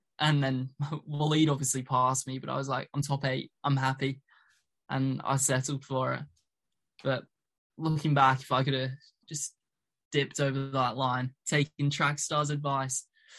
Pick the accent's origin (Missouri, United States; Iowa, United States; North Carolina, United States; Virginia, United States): Iowa, United States; I'm a northerner in America. Iowa's right up there.